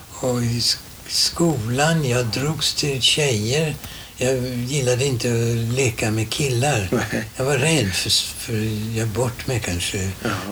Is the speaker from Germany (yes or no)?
yes; Germany; born there; Swedish is a second language; also born or lived in Italy; jag är född som tysk. Jag bär ett tyskt kulturarv i mig